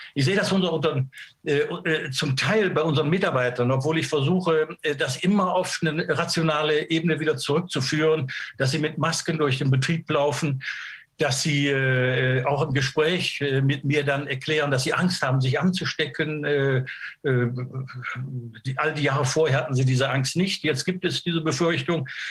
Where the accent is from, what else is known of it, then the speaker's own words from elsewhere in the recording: Germany; sind wir Deutsche